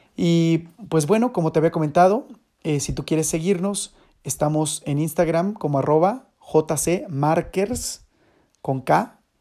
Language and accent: Spanish; Toluca, State of Mexico, Mexico; le digo, de México